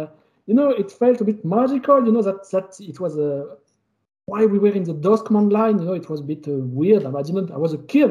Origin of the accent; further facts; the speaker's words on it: Calais, Hauts-de-France, France; accent: French; English is a second language; I was born in Calais. I don't know if you know it. It's in northern France.